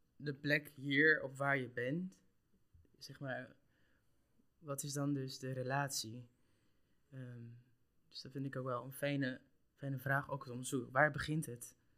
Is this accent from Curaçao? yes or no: yes; Curaçao; now in Netherlands; ik kom uit Curaçao